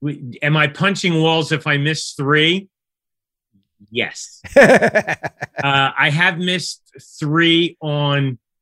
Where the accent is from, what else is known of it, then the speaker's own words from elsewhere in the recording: Philadelphia, Pennsylvania, United States; I grew up in Philly